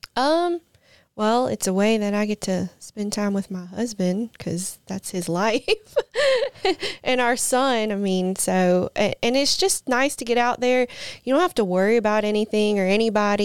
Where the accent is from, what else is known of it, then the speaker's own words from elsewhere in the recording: Bay St. Louis, Mississippi, United States; now in Brandon, United States; I'm originally from the Gulf Coast, though. I grew up in Bay St. Louis